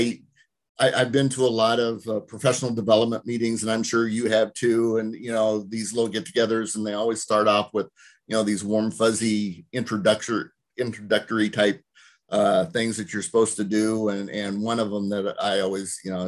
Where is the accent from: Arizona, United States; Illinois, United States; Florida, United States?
Illinois, United States; Roseville; also born or lived in Monmouth, Illinois / Des Moines, Iowa; I'm from Roseville.